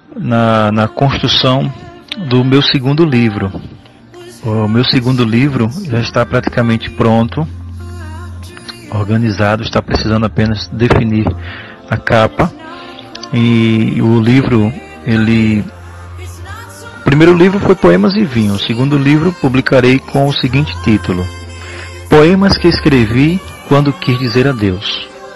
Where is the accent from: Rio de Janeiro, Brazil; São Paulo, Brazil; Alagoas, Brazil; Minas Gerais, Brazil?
Alagoas, Brazil; Piaçabuçu; nasci em Piaçabuçu